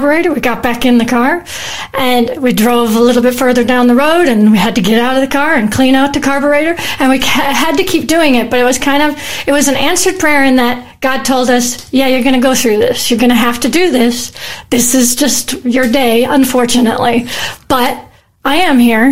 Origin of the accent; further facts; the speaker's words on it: United States; moved away as an adult; now in Australia; I'm originally from America. I've lived in Australia for 25 years, though, so this is definitely home